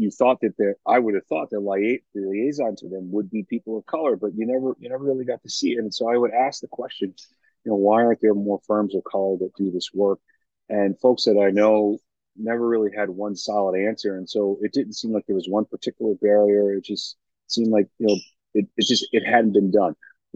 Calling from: Harrisburg, Pennsylvania, United States; I am calling in from the Amtrak train station in Harrisburg, Pennsylvania.

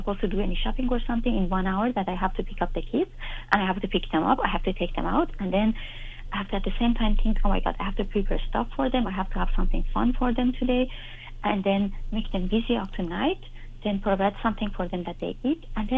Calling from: Germany; I'm calling you from Germany.

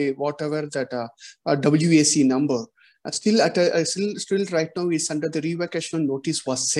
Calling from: Bangalore, Karnataka, India; I'm just calling from India, Bangalore.

